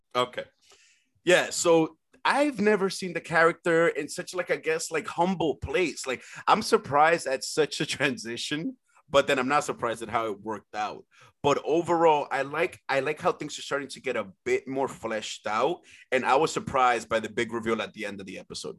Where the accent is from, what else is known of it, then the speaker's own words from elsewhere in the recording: San Pedro de Macorís, Dominican Republic; moved away; I was actually born in the Dominican Republic